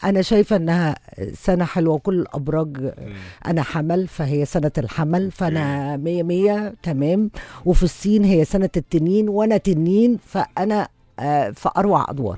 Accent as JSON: {"language": "Arabic", "country": "Egypt", "said": "إحنا كمصريين"}